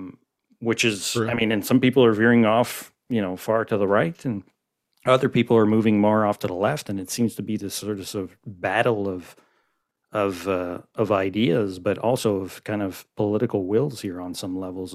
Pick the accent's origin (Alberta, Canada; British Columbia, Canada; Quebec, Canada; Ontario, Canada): Quebec, Canada; Montreal; born and raised in Montreal.